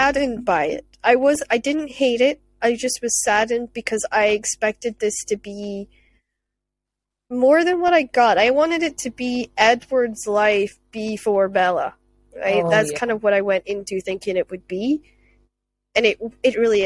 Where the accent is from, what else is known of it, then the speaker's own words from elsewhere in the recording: Scotland, United Kingdom; as a Scottish person